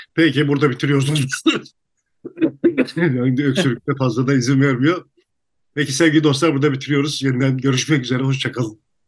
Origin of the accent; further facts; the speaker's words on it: Turkey; Türküz İstanbul